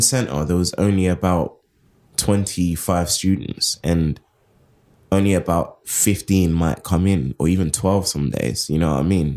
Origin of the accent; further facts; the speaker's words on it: London, United Kingdom; I come from Southeast London, Crystal Palace, and it was very, like, segregated when I was growing up in my teenage years